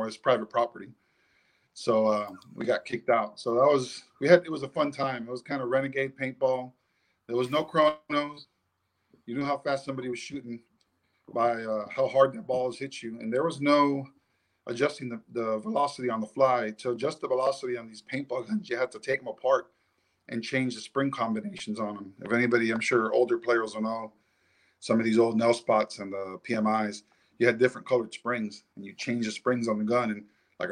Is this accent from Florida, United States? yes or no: yes; Miami, Florida, United States; now in South Carolina, United States; I grew up in South Florida in Miami